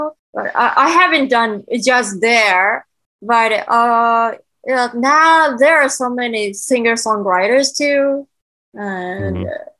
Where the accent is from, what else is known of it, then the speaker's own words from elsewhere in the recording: Nagoya, Aichi, Japan; English is a second language; moved away as an adult; also born or lived in Tokyo, Japan; now in New York City, United States; I was born in Nagoya City.